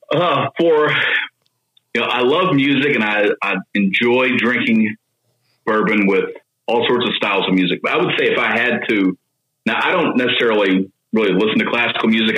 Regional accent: Owensboro, Kentucky, United States; also born or lived in Tennessee; I grew up in Owensboro, which is about three hours west of here.

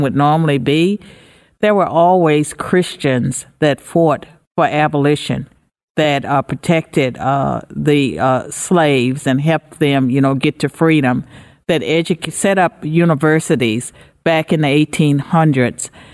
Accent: United States; I'm an American

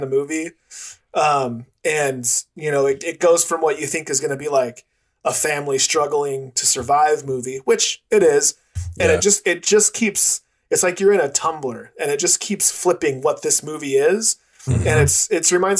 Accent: United States; as an American, it's different living in America

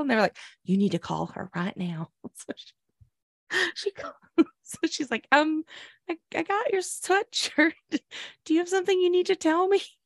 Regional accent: Oklahoma, United States; moved away; growing up in Oklahoma

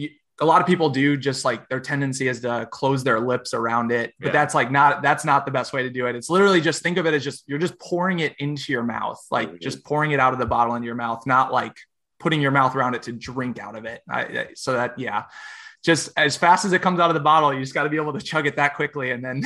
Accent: United States; It's like, you're Canadian, we're obviously American, but it's like, we live so close together.

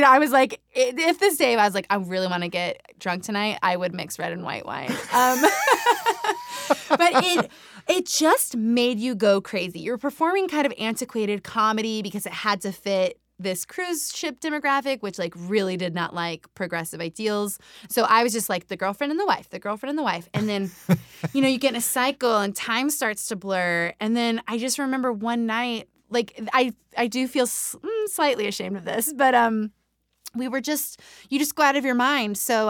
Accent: New Mexico, United States; also born or lived in Nevada / California / Colorado / Utah; I grew up, so I'm from New Mexico, but the addendum to that is that I'm from almost every state in the Southwest.

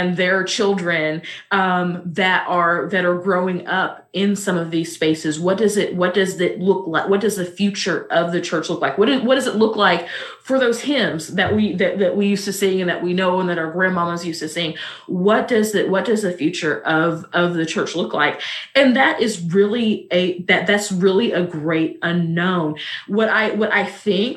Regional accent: Missouri, United States; I'm also from Missouri

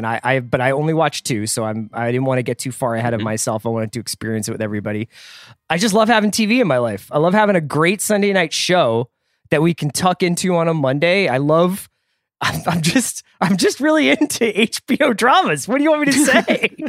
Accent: Philadelphia, Pennsylvania, United States; accent: Philly; now in Los Angeles, United States; I was trying to do it in my Philly accent, which is long forgotten out here in beautiful Los Angeles.

